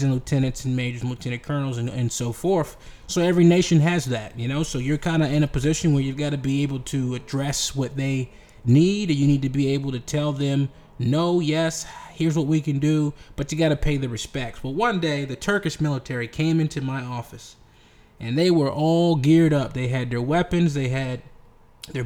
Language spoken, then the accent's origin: English; United States; I'm an American